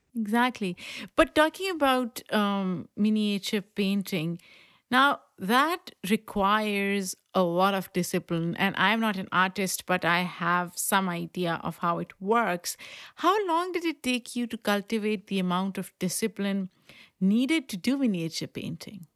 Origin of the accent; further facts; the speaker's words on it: Pakistan; moved away; when I was growing up in Pakistan